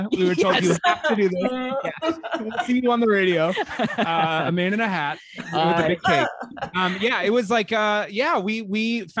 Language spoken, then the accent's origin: English; Texas, United States; I'm …. I'm from Texas.